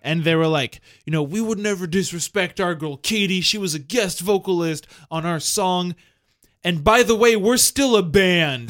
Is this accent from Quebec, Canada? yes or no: yes; Montreal, Quebec, Canada; the house that I grew up in is in Verdun